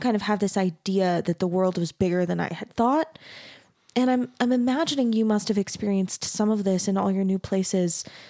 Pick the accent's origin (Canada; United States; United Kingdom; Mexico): United States; Mesa, Arizona; I grew up in Mesa, Arizona in a really, really conservative community. My family was LDS.